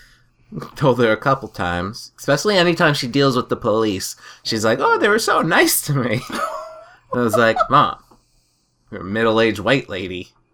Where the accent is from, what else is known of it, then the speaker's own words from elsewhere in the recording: New Hampshire, United States; we're from New Hampshire